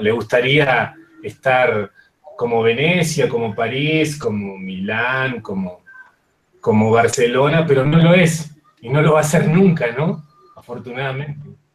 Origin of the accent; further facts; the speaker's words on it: Patagonia, southern Neuquén, Argentina; soy de Argentina, soy de lo que hace solamente 200 años se llama Argentina, em, y, soy del sur de una provincia que se llama Neuquén, de la Patagonia